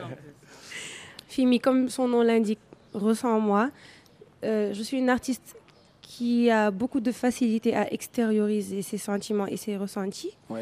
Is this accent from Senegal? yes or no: yes; Senegal; je suis sénégalaise, je suis née, j'ai grandi au Sénégal